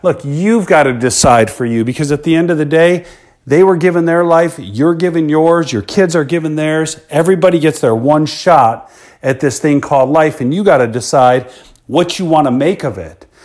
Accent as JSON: {"language": "English", "town": "Chicago", "region": "Illinois", "country": "United States", "tie": "born or raised there", "said": "I grew up in Chicago, Illinois, born in nineteen seventy into the South Suburbs."}